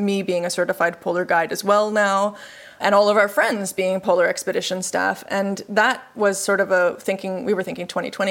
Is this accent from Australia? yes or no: no; Canada; moved away as an adult; also born or lived in Peru; now in Sweden; I'm from Canada. This is my 7th country outside of Canada